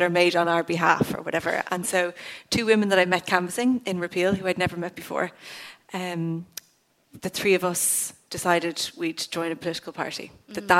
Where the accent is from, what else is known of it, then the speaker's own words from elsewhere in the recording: County Cork, Ireland; I'm from Cork Southwest, so it was one of the furthest constituencies from the Dáil